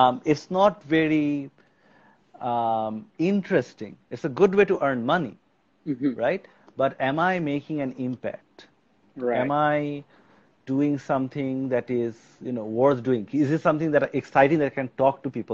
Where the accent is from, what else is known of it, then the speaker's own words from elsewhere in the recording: Bangladesh; I was born and raised in Bangladesh